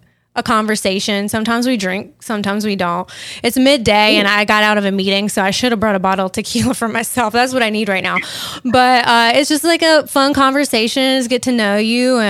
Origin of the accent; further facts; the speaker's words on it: North Carolina, United States; I'm from North Carolina.